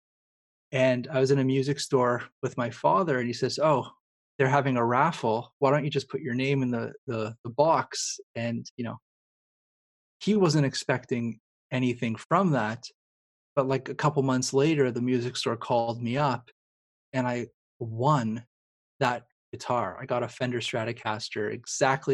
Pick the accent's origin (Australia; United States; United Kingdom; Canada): Canada; I'm also Canadian too